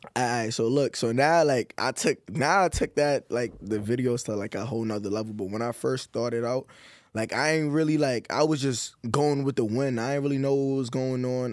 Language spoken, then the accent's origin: English; New York, United States; I'm from New York